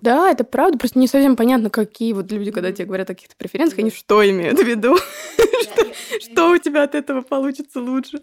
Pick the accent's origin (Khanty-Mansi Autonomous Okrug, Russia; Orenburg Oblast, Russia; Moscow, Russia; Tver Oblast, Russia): Moscow, Russia; я родилась в Москве, да, это, ну, наверное, лучше, чем в деревне, даже точно, по возможностям. В плане ходила в хорошую школу